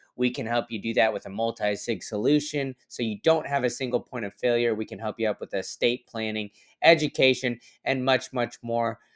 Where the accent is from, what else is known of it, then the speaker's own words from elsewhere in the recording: Austin, Texas, United States; moved away as an adult; now in Tampa, United States; I grew up in Austin